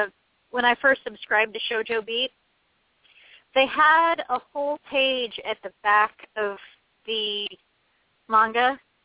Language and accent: English; United States; I'm American and I've been reading from left to right my entire life.